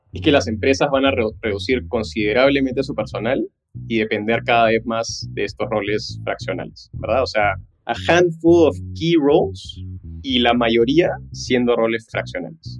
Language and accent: Spanish; Peru; also born or lived in Los Angeles, United States; yo nací en Los Ángeles, de hecho mis papás se fueron en una de las crisis más fuertes que tuvo Perú, por estudios, por trabajo, me tuvieron a mi hermana y a mí